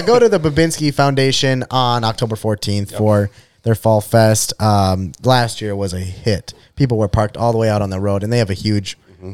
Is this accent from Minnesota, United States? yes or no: yes; Pequot Lakes, Minnesota, United States; I'm from Pequot. You know, went to Pequot my whole life